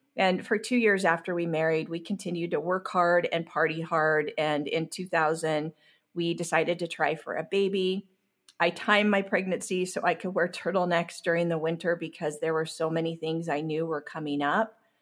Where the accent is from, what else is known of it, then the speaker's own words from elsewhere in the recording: Long Beach, California, United States; I grew up in Long Beach, California.